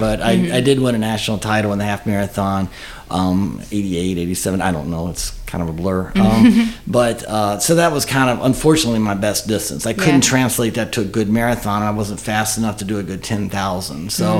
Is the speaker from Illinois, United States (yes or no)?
no; Strasburg, Virginia, United States; moved away as an adult; now in Winchester, United States; I grew up in Stralsburg.